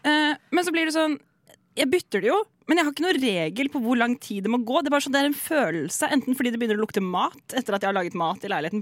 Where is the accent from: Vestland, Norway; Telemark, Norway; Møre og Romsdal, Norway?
Telemark, Norway; Seljord; moved away; hjemme i Seljord, hvor jeg kommer fra.